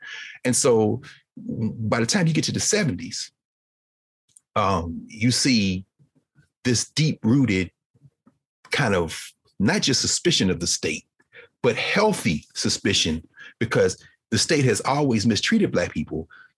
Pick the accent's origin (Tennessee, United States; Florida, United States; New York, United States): Tennessee, United States; Nashville; my hometown of Nashville.